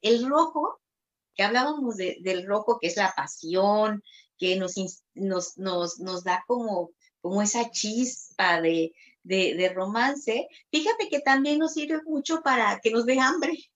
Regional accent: Tabasco, Mexico; yo soy de Tabasco, eh, Tabasco, México

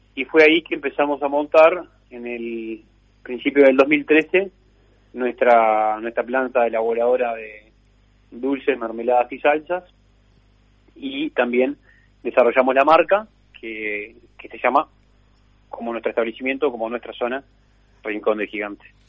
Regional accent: Uruguay; como muchos del Uruguay somos hijos de, inmigrantes de Europa

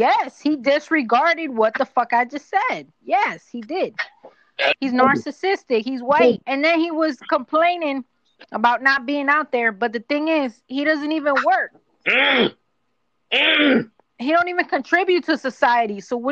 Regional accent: New York, United States; because I'm a New Yorker.

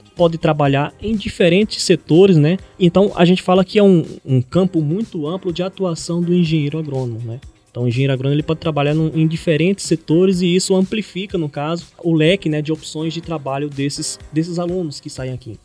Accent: Pernambuco, Brazil; accent: Pernambucan; moved away as an adult; also born or lived in interior of São Paulo state; por ser de origem pernambucana, o sotaque é um pouco mais carregado

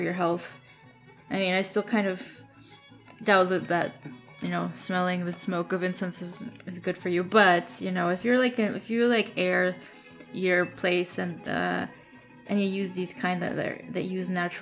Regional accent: Mexico; moved away; Mexico, you know, my home country.

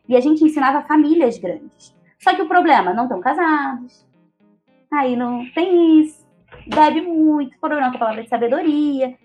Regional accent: Rio de Janeiro, Brazil; first language Portuguese; Sou carioca

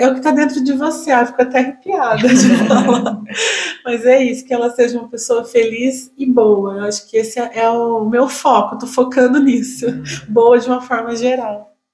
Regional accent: Itaí, São Paulo, Brazil; moved away as an adult; now in Itapeva, Brazil; eu sou de Itaí

